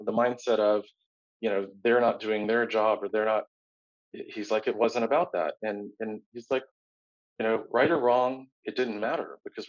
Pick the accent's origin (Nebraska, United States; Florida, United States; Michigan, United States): Florida, United States; Tampa; I grew up in Tampa